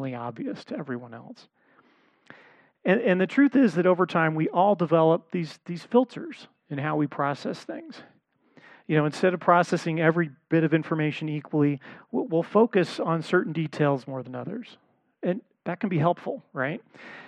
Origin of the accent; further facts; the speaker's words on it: Los Angeles, California, United States; I grew up in the Los Angeles area